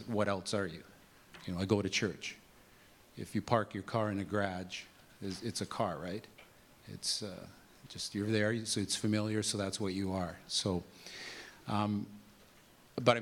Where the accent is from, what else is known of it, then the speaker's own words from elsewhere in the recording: Regina, Saskatchewan, Canada; I was born in Regina in 1961, and grew up in a normal family